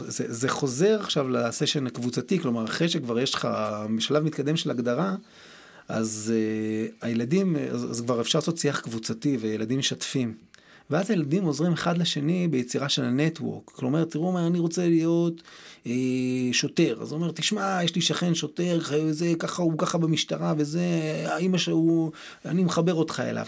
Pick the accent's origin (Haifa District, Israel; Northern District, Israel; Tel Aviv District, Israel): Northern District, Israel; Tiberias; גדלתי בטבריה, בשכונה